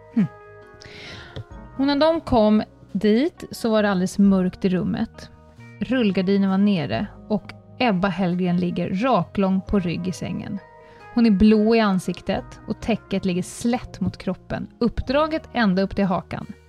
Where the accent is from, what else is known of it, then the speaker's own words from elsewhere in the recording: Stockholm, Stockholm County, Sweden; jag då som är stockholmare